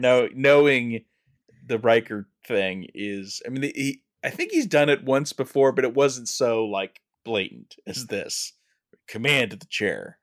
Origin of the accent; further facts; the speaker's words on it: California, United States; I'm a Californian